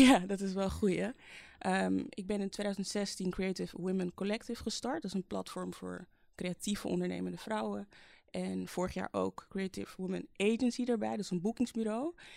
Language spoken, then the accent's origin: Dutch; Amsterdam, North Holland, Netherlands; geboren in Amsterdam in 1988 eh, als middelste van vijf kinderen